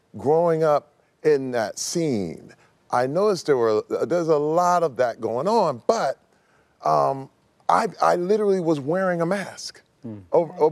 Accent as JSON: {"language": "English", "town": "Flint", "region": "Michigan", "country": "United States", "tie": "born or raised there", "said": "in the church in Flint, Michigan, growing up in Flint, Michigan"}